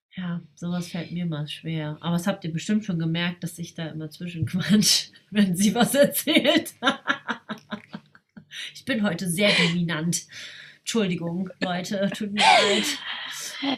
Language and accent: German; Germany; bin ich in Deutschland geboren und ähm, bin mit der deutschen Kultur groß geworden